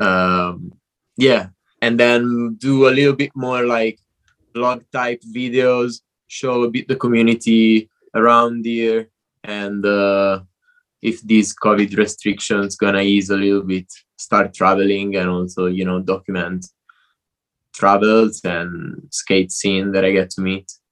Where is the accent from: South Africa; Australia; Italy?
Italy; moved away as an adult; also born or lived in London; now in Barcelona, Spain; I'm Italian. I grew up in Italy.